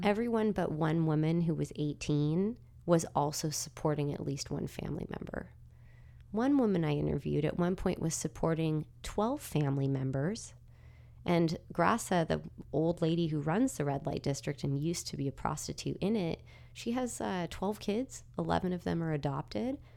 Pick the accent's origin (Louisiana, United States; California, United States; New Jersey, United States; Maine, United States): California, United States; moved away; from California